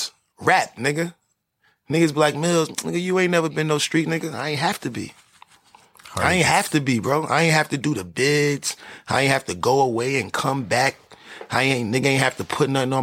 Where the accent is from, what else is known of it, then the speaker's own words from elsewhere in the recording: New York City, New York, United States; moved away as an adult; also born or lived in Washington Heights; now in California, United States; That's where I was raised